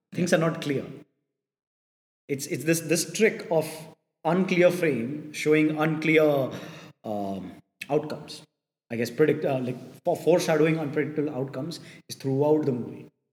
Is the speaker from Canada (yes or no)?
no; India